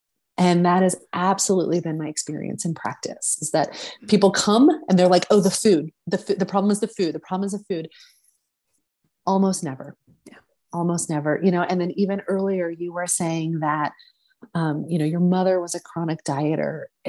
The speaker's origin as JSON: {"language": "English", "region": "the South", "country": "United States", "tie": "born or raised there", "said": "I mentioned earlier, I grew up in the South. And I used to think, oh, this must be like a Southern thing."}